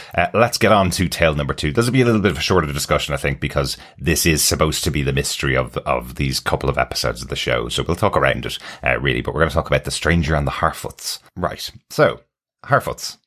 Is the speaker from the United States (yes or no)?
no; Ireland; we're Irish